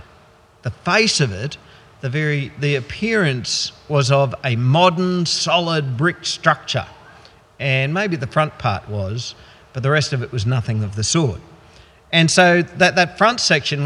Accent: Goondiwindi, Queensland, Australia; I grew up in the Gundawindi district

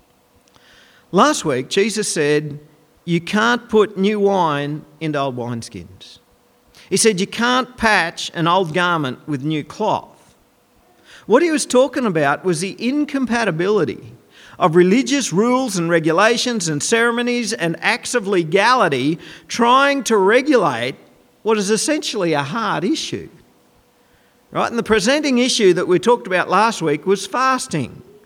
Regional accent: Goondiwindi, Queensland, Australia; When I was growing up in Gundawindi

